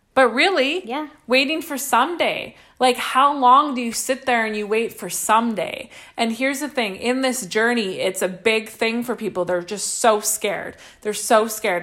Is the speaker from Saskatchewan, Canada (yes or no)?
yes; Saskatchewan, Canada; moved away; we come from Saskatchewan